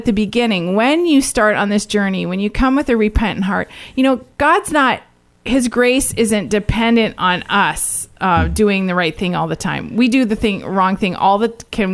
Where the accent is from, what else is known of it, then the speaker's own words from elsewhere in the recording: Canada; each of us as Canadian families